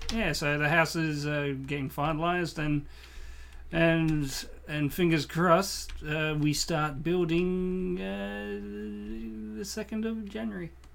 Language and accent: English; Australia; As a Australian growing up in the, in the nineties